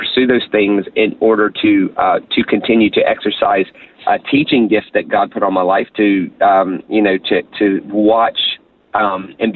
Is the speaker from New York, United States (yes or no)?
no; Charleston, South Carolina, United States; I was born and raised in Charleston, South Carolina, on the east coast of America. So in that sense, I'm a southern boy